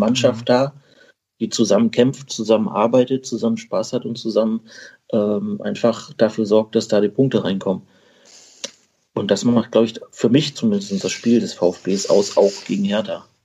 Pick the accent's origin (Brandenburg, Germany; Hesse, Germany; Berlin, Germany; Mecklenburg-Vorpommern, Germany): Berlin, Germany; moved away as an adult; now in Tübingen, Germany; Ich komme eigentlich aus Berlin, bin aber jetzt seit äh, März in Tübingen ansässig